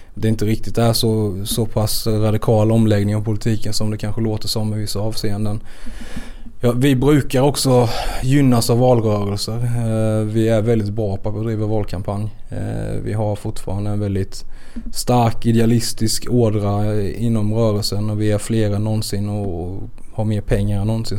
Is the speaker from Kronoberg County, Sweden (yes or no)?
yes; Växjö, Kronoberg County, Sweden; accent: Växjö dialect; jag låter ju verkligen som en Växjökille